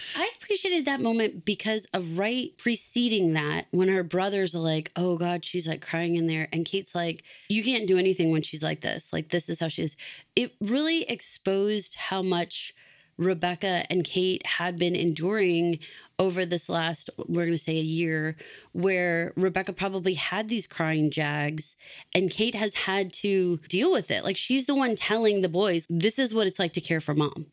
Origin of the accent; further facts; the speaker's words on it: Texas, United States; moved away as an adult; I moved away from Texas for a couple of years